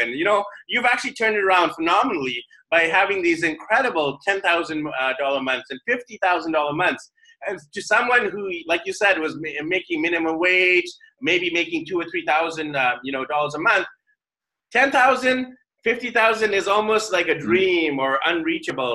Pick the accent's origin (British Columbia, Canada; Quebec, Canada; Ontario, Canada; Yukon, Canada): British Columbia, Canada; Vancouver; now in Manila, Philippines; my hometown of Vancouver, BC, Canada